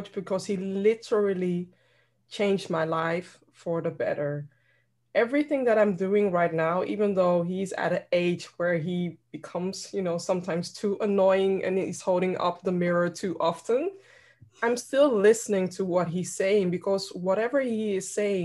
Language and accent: English; Netherlands; my background is Ghanaian and I'm born and raised here in the Netherlands.